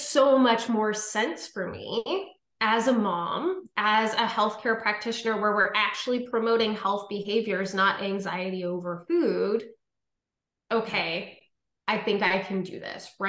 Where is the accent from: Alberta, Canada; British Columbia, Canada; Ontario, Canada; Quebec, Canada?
Ontario, Canada; Ottawa; I'm from Ottawa, Ontario